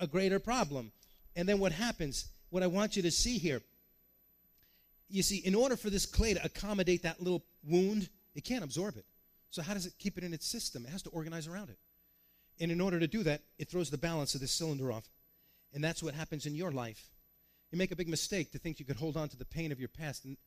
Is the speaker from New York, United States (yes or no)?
yes; New York, United States; I grew up in New York